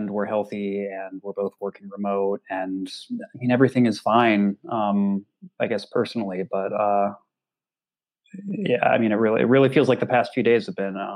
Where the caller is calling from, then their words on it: Portland, Oregon, United States; Well, I'm I'm I'm calling from Portland, Oregon.